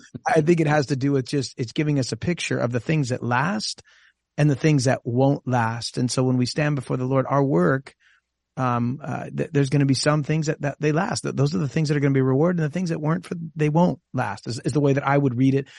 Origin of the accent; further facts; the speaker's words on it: Costa Mesa, California, United States; my home church where I grew up in Costa Mesa